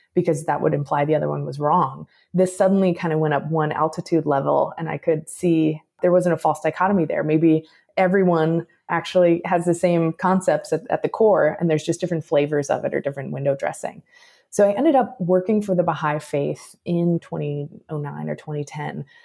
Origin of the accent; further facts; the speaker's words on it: Chicago, Illinois, United States; I was born in Chicago, raised in the suburbs of Chicago